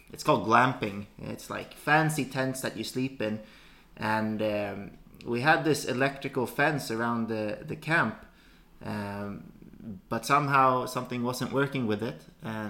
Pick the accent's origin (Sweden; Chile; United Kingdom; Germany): Sweden; also born or lived in Russia / China / United States; I'm from Sweden. I have lived here for most of my life